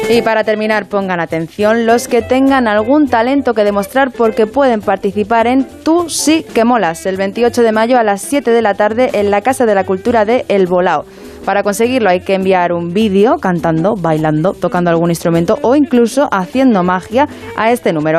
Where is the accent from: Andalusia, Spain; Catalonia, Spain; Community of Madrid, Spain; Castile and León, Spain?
Community of Madrid, Spain; Móstoles; mi ciudad natal, Móstoles